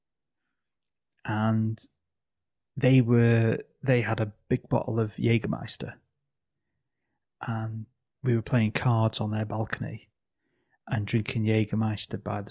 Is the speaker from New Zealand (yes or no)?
no; England, United Kingdom; us for being English